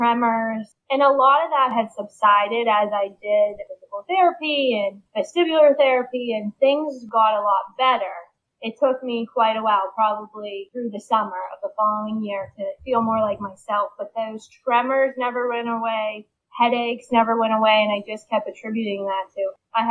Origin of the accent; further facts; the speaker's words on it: Pittsburgh, Pennsylvania, United States; I'm from Pittsburgh, born and raised.